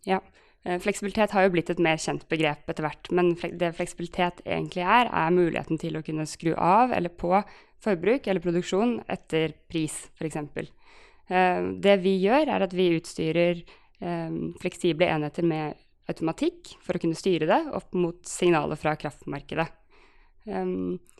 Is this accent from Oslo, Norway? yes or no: yes; Oslo, Norway; also born or lived in Trondheim; Jeg er, eh, jeg er, fra Oslo eh, og bor i Oslo.